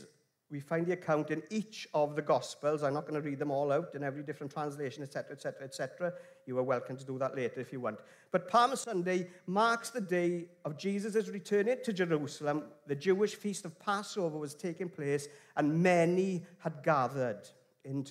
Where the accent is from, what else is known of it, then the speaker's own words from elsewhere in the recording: England, United Kingdom; accent: clear English; also born or lived in Wales; I've got a very clear English accent